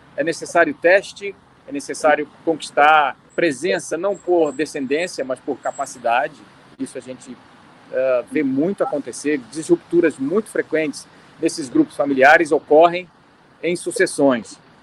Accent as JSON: {"language": "Portuguese", "region": "Rio de Janeiro", "country": "Brazil", "said": "a gente é do Rio, a gente é carioca"}